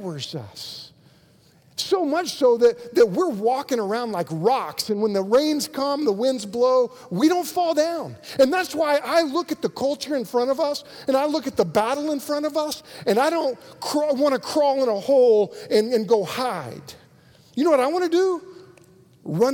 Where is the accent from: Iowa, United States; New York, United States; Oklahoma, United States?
Oklahoma, United States; Moore; I'm from Moore